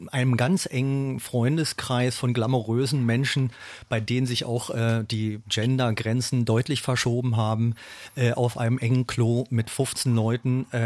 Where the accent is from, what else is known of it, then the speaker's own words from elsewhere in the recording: Berlin, Germany; ich bin ja ein Berliner, ich bin hier geboren, aufgewachsen, meine Familie und, und, und mein Label ist ja auch noch hier.